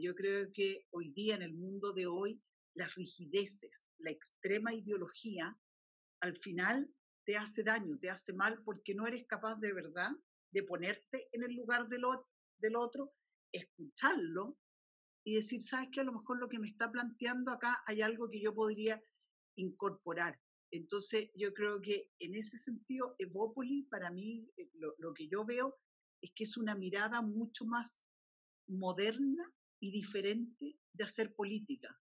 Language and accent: Spanish; Chile; como chileno